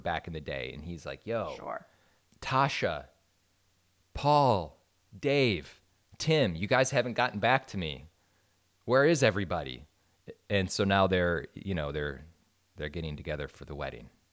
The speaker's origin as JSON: {"language": "English", "region": "Wisconsin", "country": "United States", "moved": "yes", "said": "I'm from a super small town in yeah. suburban Wisconsin."}